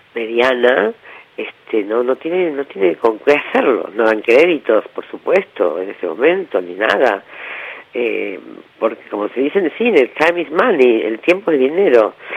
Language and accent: Spanish; Argentina; somos todos argentinos y argentinas